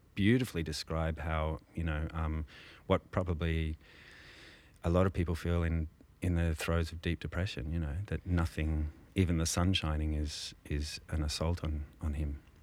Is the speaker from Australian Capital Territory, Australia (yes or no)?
yes; Canberra, Australian Capital Territory, Australia; I grew up in Canberra